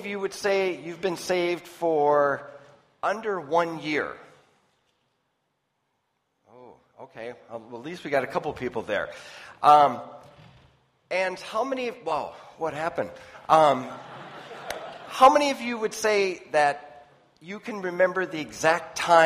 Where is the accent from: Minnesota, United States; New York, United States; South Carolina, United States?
Minnesota, United States; I'm from the United States in Minnesota